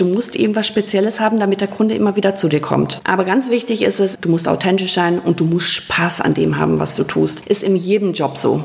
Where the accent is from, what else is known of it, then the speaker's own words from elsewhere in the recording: Rheine, North Rhine-Westphalia, Germany; also born or lived in Münsterland; das ist meine Geburtsstadt